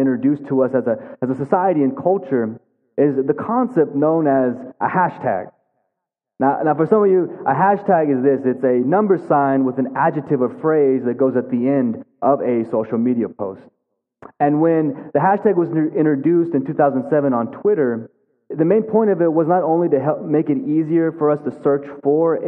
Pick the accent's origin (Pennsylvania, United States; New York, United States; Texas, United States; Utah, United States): Texas, United States; Amarillo; also born or lived in Philadelphia; I'm born and raised in Amarillo, Texas